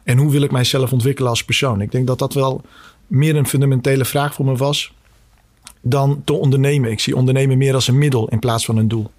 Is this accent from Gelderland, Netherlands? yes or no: no; Scheemda, Groningen, Netherlands; also born or lived in Bosnia / Kosovo; ben zelf in Bosnië geboren. Eh, in, begin jaren tachtig. Uh, mijn, mijn verdere roots liggen in Kosovo, maar vroeger was dat eh, één land, Joegoslavië. en door de burgeroorlog in begin jaren negentig naar Nederland met het hele gezin gekomen. uiteindelijk gestationeerd in, in Oost-Groningen. Dus dat zijn eigenlijk mijn roots met, met de provincie Groningen. hele fijne jeugd gehad in, in Scheemda